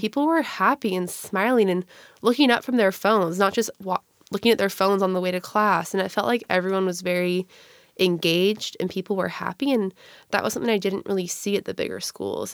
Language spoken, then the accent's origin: English; Gig Harbor, Washington, United States; I'm originally from Gig Harbor, Washington